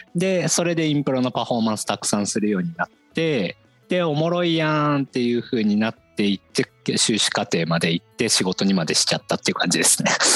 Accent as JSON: {"language": "Japanese", "town": "Ichinomiya", "region": "Aichi", "country": "Japan", "tie": "born or raised there", "also_born_or_lived": "Tokyo", "moved": "as an adult", "said": "僕出身は愛知県で、愛知県の尾張一宮っていうところが出身なんですけど"}